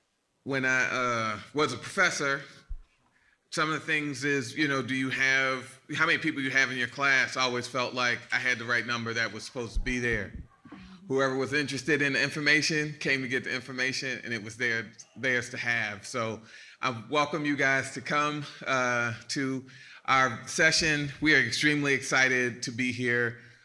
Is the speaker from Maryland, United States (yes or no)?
yes; Baltimore, Maryland, United States; I'm from Baltimore, Maryland.